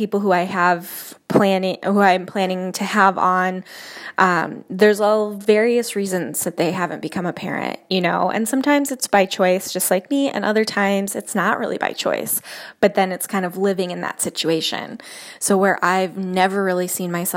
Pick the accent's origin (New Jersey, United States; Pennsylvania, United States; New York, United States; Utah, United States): New York, United States; Jamestown; moved away as an adult; also born or lived in Chicago, Illinois / Denver; I am from Jamestown, New York, and I went to college in Chicago, Illinois.